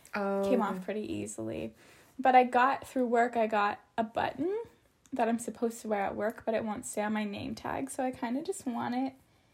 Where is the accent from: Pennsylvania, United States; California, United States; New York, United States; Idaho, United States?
Idaho, United States; born or raised there